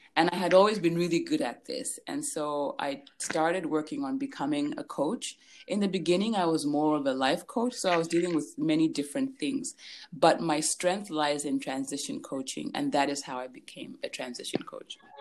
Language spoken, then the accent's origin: English; Lusaka, Lusaka Province, Zambia; So I was born and raised in Lusaka, Zambia.